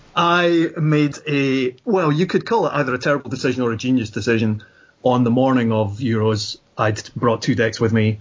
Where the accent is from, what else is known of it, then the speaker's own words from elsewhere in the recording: Scotland, United Kingdom; I'm Scottish